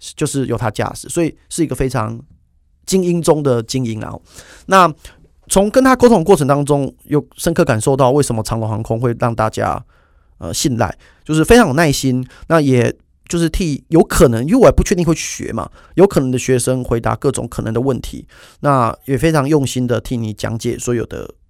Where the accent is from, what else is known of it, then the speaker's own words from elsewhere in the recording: Taiwan; 身为一个台湾人